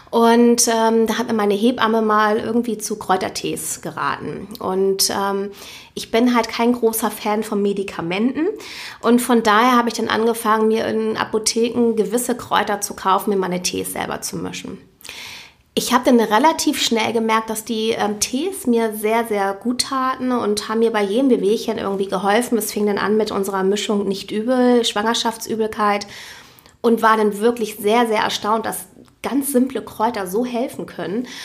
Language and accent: German; Hamburg, Germany; ich bin gebürtige Hamburgerin.